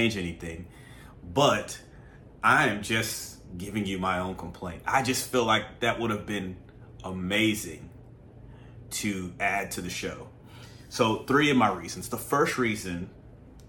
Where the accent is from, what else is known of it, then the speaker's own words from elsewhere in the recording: the South, United States; I'm from the South